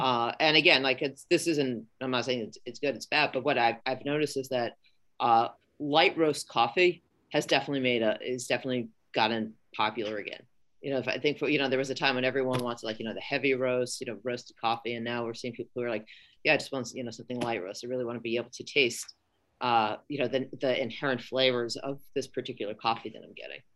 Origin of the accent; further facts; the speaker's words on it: New York City, New York, United States; moved away as an adult; now in San Francisco Bay Area, United States; I'm a New Yorker